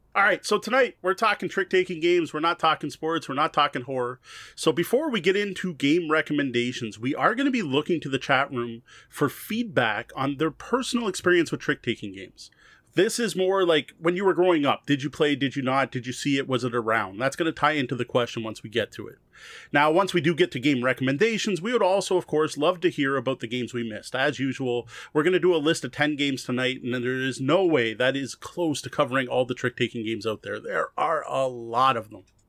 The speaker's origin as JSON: {"language": "English", "town": "Windsor", "region": "Ontario", "country": "Canada", "tie": "born or raised there", "said": "especially going to, uh, schools in Windsor, right? We're both from Windsor"}